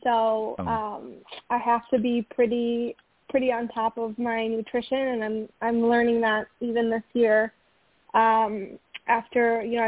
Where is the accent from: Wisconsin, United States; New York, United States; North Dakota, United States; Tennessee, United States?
Wisconsin, United States; Osceola; my hometown of Osceola